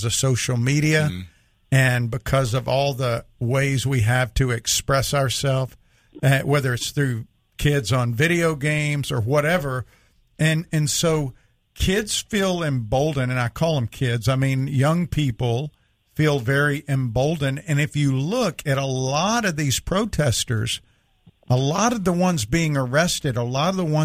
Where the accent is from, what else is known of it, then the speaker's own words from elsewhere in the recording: the South, United States; I grew up in the South